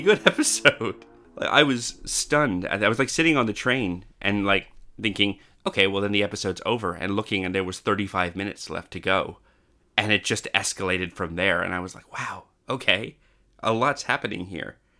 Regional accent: Canada; now in Australia; I grew up in Canada and then came to Australia

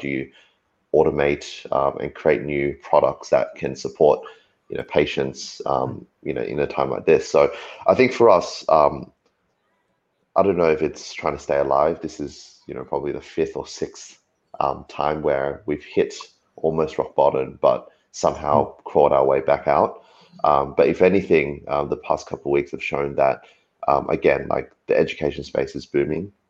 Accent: Australia; you kind of look across the waters in Australia where you know my hometown is

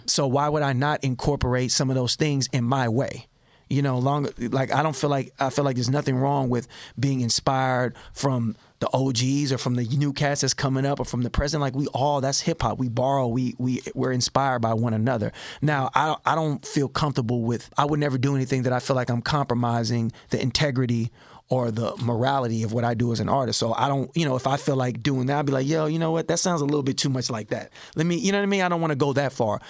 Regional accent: Richmond, California, United States; also born or lived in Berkeley, California; born in Berkeley, raised in Richmond

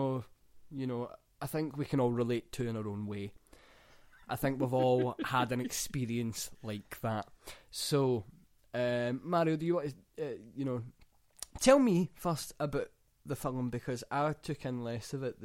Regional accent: Scotland, United Kingdom

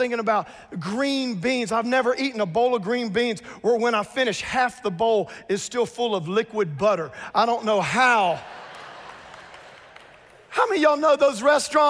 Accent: South Louisiana, United States; I grew up in South Louisiana.

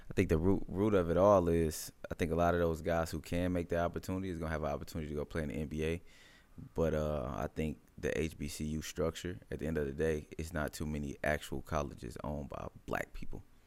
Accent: Midwest, United States; I'm from the Midwest

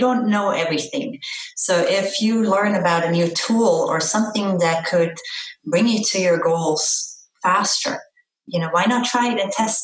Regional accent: Austria; moved away as an adult; also born or lived in Florida; now in South Florida, United States; I was born and raised in Austria

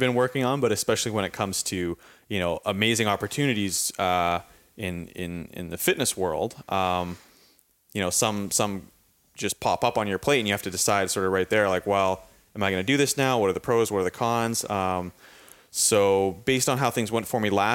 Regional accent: Victoria, British Columbia, Canada; I'm from Victoria, BC, on the west coast of Canada.

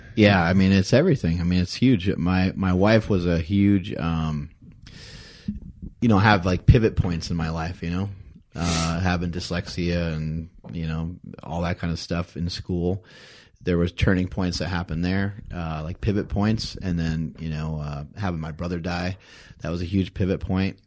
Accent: East Coast, United States; moved away; I'm from the East Coast

